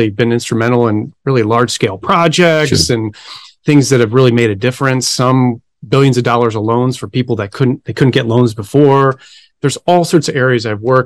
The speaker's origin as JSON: {"language": "English", "town": "Buffalo", "region": "New York", "country": "United States", "tie": "born or raised there", "moved": "yes", "lives_now": "Phoenix, United States", "said": "I grew up in Buffalo, New York."}